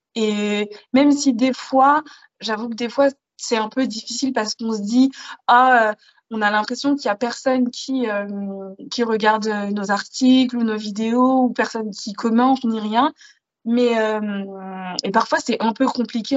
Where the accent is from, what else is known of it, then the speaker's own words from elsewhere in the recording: Paris region, Île-de-France, France; j'ai grandi en région parisienne, dans une petite ville perdue, dans une campagne